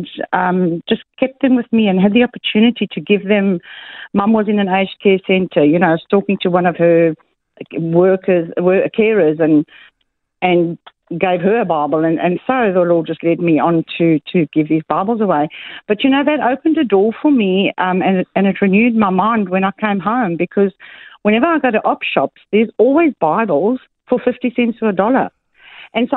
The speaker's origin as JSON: {"language": "English", "country": "South Africa", "tie": "born or raised there", "moved": "yes", "lives_now": "Mackay, Australia", "said": "I'm a South African-born Australian and I go back to South Africa to my family as often as I could"}